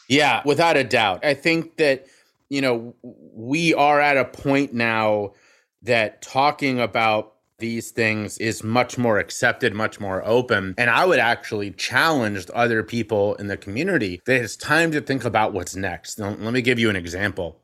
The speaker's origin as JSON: {"language": "English", "town": "Cincinnati", "region": "Ohio", "country": "United States", "tie": "born or raised there", "said": "my hometown of Cincinnati, Ohio"}